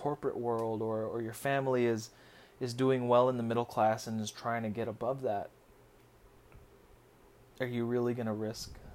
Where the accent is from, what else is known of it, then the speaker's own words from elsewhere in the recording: United States; also born or lived in Philippines; As a Filipino American with a dual citizenship